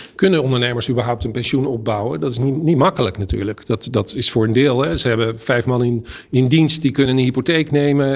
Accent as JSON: {"language": "Dutch", "area": "Het Gooi", "region": "North Holland", "country": "Netherlands", "said": "ik kom uit Gooi"}